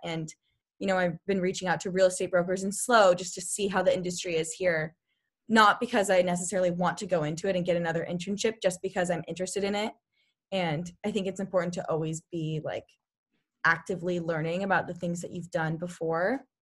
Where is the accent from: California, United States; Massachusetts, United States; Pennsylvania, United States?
California, United States; Sacramento; I'm from Sacramento